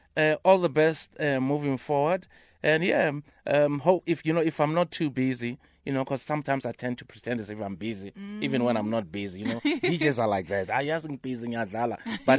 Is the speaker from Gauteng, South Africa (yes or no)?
yes; Soweto, Gauteng, South Africa; I'm from Pimville.